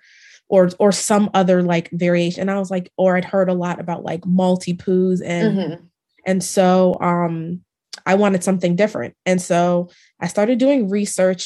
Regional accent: Maryland, United States; moved away as an adult; now in Dallas, United States; I'm originally from Maryland and I moved to Dallas about 5 years ago

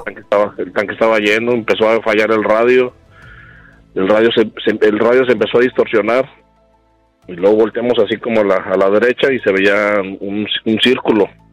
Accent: San Luis Potosí, Mexico; Yo soy de San Luis, estábamos en San Luis

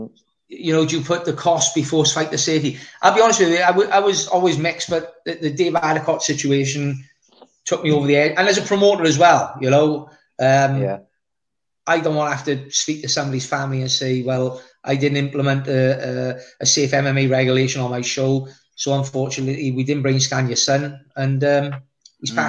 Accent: Welsh, Wales, United Kingdom; I'm a Welsh United fan

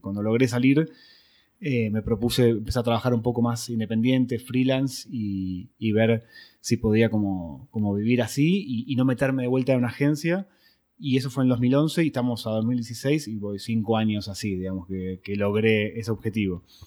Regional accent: Buenos Aires, Argentina; soy argentino

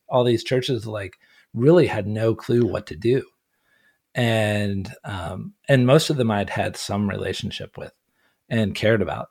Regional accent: Ohio, United States; moved away; also born or lived in Orange County, California; But no, I grew up in Ohio. I grew up in a log cabin in the woods

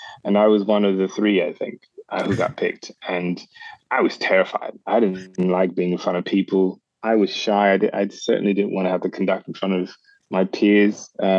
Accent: Charleston, South Carolina, United States; moved away as an adult; also born or lived in Augusta, Georgia; I was born in Charleston, South Carolina, and I was born in Augusta, Georgia, actually, and raised in Charleston, South Carolina. But I've been very, very fortunate to be able to start my career in Europe, actually.

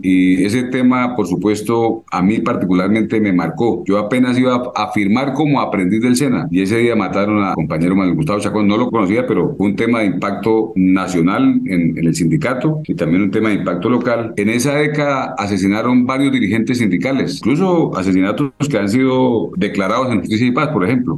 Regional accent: San Vicente de Chucurí, Santander, Colombia; now in Barrancabermeja, Colombia; soy de San Vicente, no soy de acá.

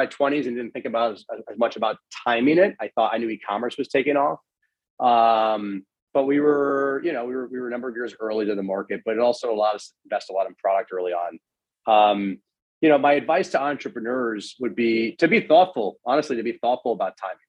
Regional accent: Miami, Florida, United States; moved away as an adult; also born or lived in Washington, D.C.; I grew up in Miami, Florida

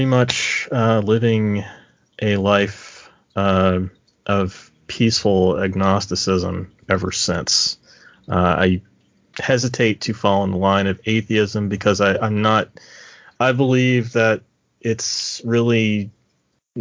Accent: Kentucky, United States; I grew up in Kentucky.

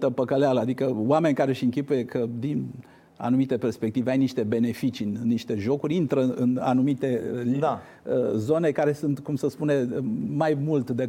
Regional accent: Argeș, Romania; sunt din Argeș

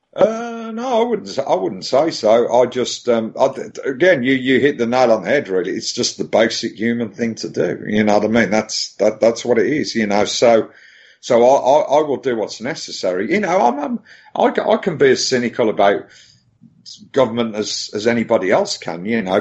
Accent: Birmingham, West Midlands, United Kingdom; now in Brighton, United Kingdom; I'm I'm from Birmingham, but I actually live, um, thankfully, um, in these times. Um, I actually lived near the coast, so I lived near Brighton

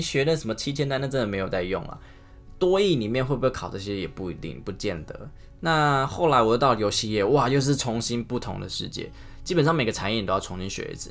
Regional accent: Taiwan; 我们台湾人，我们讲一个“没”、“买”、台语就这么多分法了

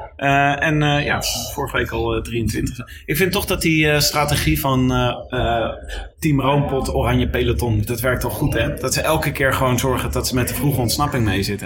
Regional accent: Leiden, South Holland, Netherlands; ik kom zelf uit Leiden

